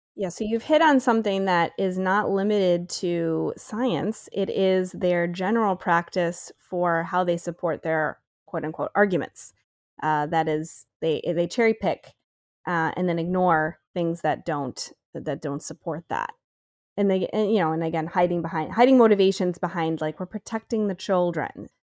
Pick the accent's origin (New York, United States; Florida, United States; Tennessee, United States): New York, United States; Syracuse; moved away; I'm from Syracuse originally